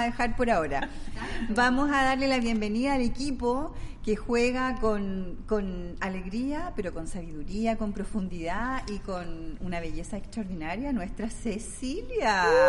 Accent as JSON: {"language": "Spanish", "town": "Valdivia", "region": "Los Ríos", "country": "Chile", "tie": "born or raised there", "moved": "yes", "said": "yo soy oriunda de Valdivia, la ciudad más linda de Chile"}